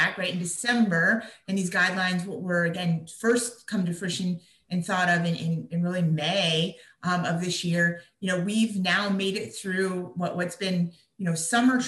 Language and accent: English; Latrobe, Pennsylvania, United States; my hometown, which is Latrobe, Pennsylvania